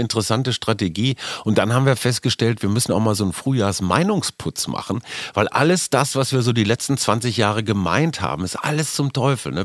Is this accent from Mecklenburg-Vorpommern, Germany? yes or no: no; Münster, North Rhine-Westphalia, Germany; Münster, wie du weißt, ist meine Heimatstadt.